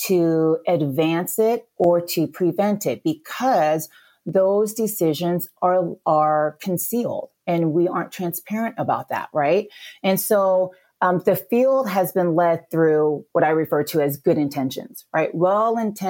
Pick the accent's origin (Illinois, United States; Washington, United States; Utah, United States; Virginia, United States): Washington, United States; Battle Ground; moved away as an adult; now in Orange County, California, United States; I'm originally from a very small town called Battleground, Washington